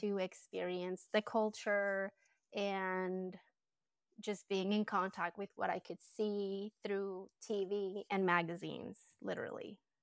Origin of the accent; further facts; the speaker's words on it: Colombia; English is a second language; moved away as an adult; now in United States; I was born and raised in Colombia. I was I lived there until I was twenty-five.